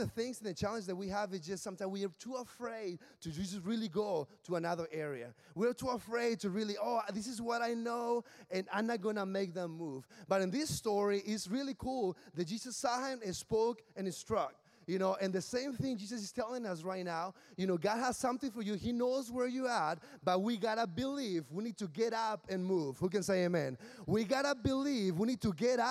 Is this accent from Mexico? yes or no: yes; Mexicali, Baja California, Mexico; English is a second language; moved away as an adult; also born or lived in Williamsburg, Virginia; now in Washington, D.C., United States; I'm from Mexicali, which is in the border with California